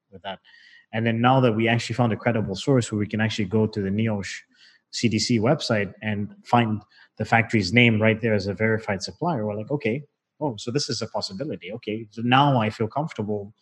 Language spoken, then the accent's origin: English; Zambia; I was born in Zambia and, you know, my parents retired in Zambia.